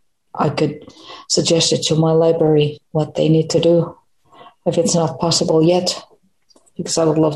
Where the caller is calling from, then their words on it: Finland; I'm calling from Finland.